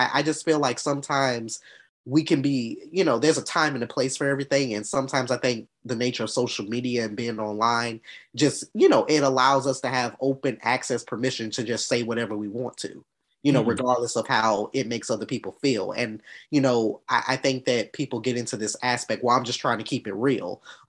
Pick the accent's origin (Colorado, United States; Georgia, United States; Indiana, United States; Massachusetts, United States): Georgia, United States; Atlanta; I'm 28 from Atlanta, Georgia.